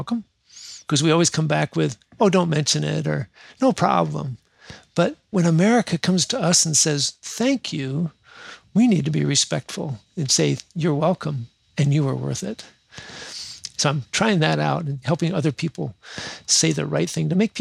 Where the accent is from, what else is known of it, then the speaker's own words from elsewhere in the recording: Michigan, United States; I was born in Michigan, so I'm a Lions fan